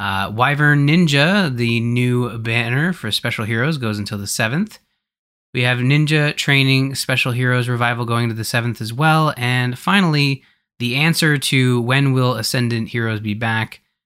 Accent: Canada; Oh, that's right. Yes, I, well, being Canadian.

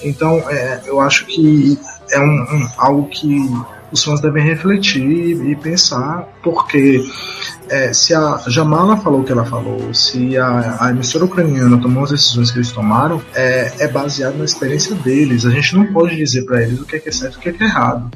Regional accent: Brazil; nós somos brasileiros

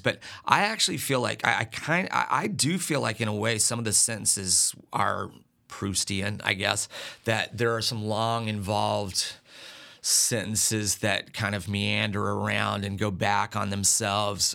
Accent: Sandpoint, Idaho, United States; moved away as an adult; now in South Carolina, United States; my hometown is Sand Point

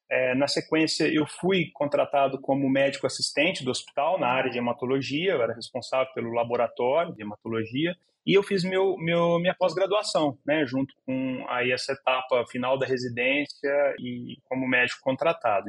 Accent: Olímpia, São Paulo, Brazil; first language Portuguese; eu sou de Olímpia, no interior de São Paulo, e passei toda a minha infância, minha adolescência

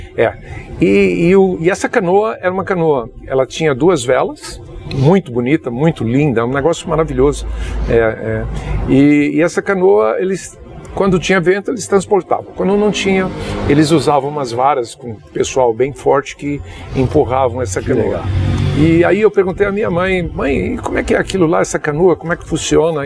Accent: Juazeiro, Bahia, Brazil; Eu sou natural de Juazeiro da Bahia

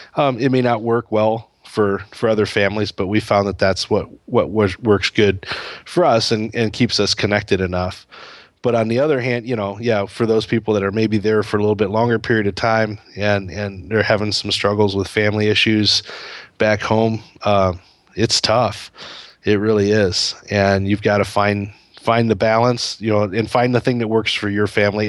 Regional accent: United States; moved away as an adult; also born or lived in Indonesia; the U S is home

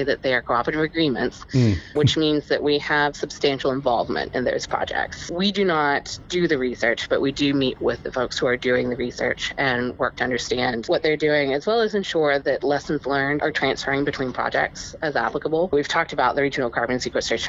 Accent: West Virginia, United States; born and raised in West Virginia, and it is definitely a very coal-centric and fossil fuel-focused state and region

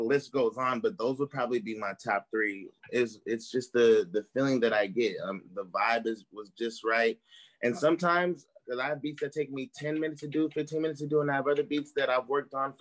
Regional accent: Bay Area, California, United States; I'm from the Bay Area

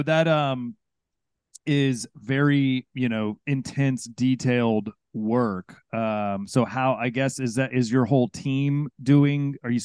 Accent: Houston, Texas, United States; moved away; I grew up in Houston, and I do love it.

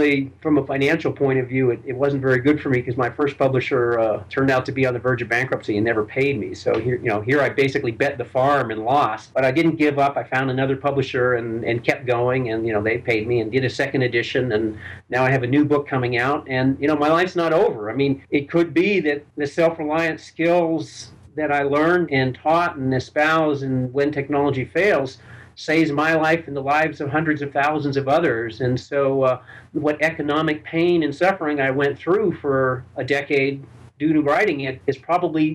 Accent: Burlington, Vermont, United States; I was born and raised Jewish in Burlington, Vermont

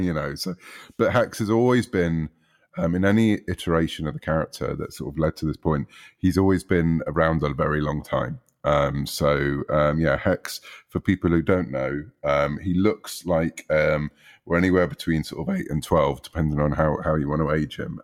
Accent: United Kingdom; growing up in the U K, as people might gather from my accent

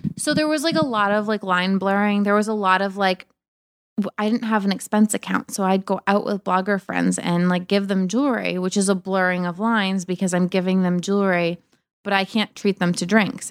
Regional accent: Cape Cod, Massachusetts, United States; moved away as an adult; also born or lived in Boston; now in New York, United States; I grew up in Cape Cod

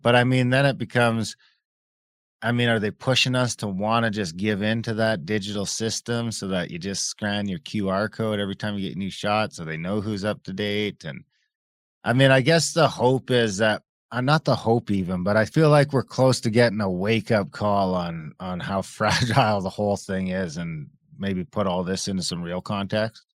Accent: Ontario, Canada; I grew up off reserve in Ontario

